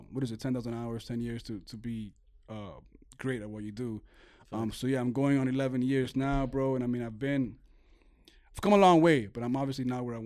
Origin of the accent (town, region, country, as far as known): Venezuela